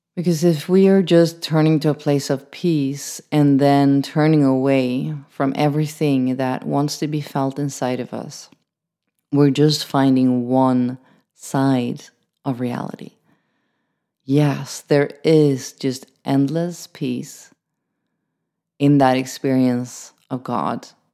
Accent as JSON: {"language": "English", "country": "Sweden", "said": "I'm from Sweden"}